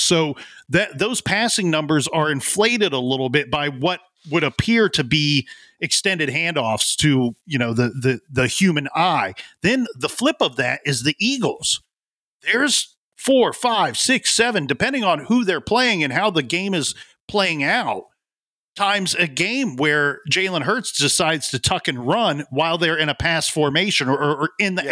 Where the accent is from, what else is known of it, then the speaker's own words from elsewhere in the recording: Ohio, United States; I'm from Ohio